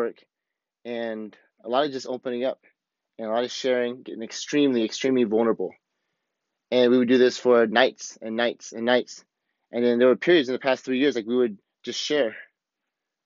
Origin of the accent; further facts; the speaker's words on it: the Midwest of America, United States; moved away; also born or lived in Alton, Illinois; me growing up in the Midwest of America